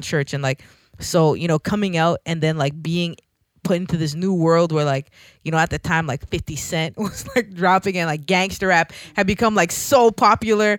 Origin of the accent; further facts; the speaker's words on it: Toronto, Ontario, Canada; I'm from Scarborough